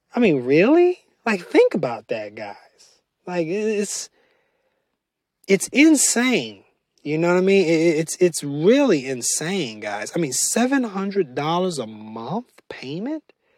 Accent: United States; as American citizens

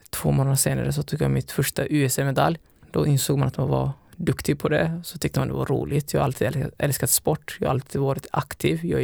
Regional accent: Alingsås, Västra Götaland, Sweden; also born or lived in Somalia; now in Gothenburg, Sweden; Så att, eh, ja, även om jag är från Alingsås egentligen

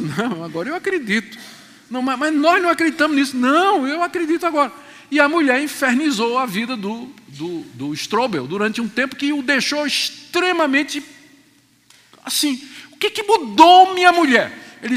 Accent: Pernambuco, Brazil; also born or lived in João Pessoa / Crato / Juazeiro; Eu sou nordestino, nasci em João Pessoa, na Paraíba, me criei em Pernambuco, passei um tempo no Ceará, e no Ceará eu morei no Crato e no Juazeiro

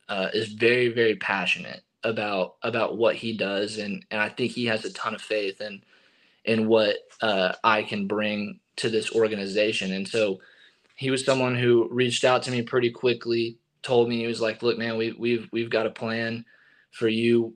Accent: East Texas, United States; I grew up in East Texas and I grew up going to Rangers games

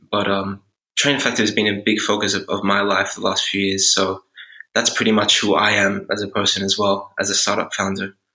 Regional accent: Australia; moved away as an adult; also born or lived in Switzerland / Hungary / Netherlands; I'm originally from Australia, uh, but I've lived in all over Europe now

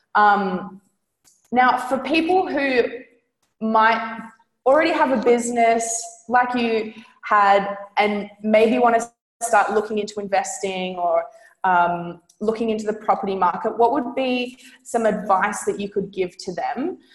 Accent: Australia; I'm from Australia

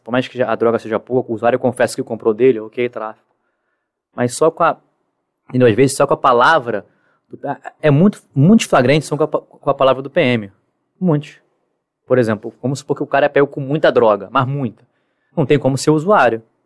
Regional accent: Rio de Janeiro, Brazil; Sou carioca

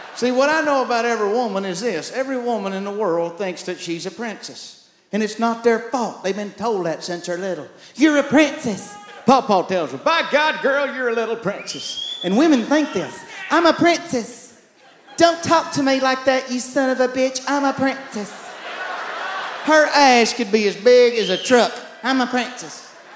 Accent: East Texas, United States; I had three sisters growing up in East Texas

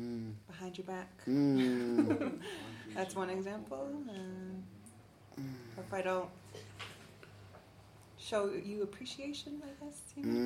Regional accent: Oklahoma, United States; moved away; I'm from Oklahoma. I'm new to the area

